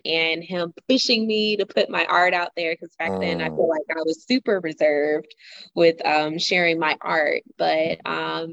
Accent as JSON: {"language": "English", "town": "Cordele", "region": "Georgia", "country": "United States", "also_born_or_lived": "Savannah, Georgia", "said": "where I'm from Cordell, Georgia, small town"}